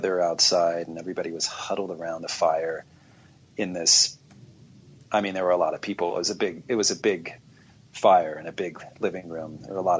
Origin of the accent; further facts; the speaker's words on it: Southern California, United States; growing up in Southern California